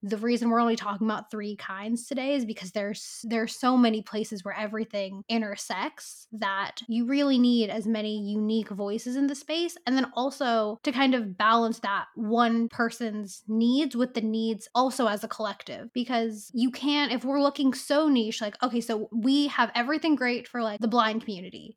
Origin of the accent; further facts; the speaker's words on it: Bay Area, California, United States; I grew up in the Bay Area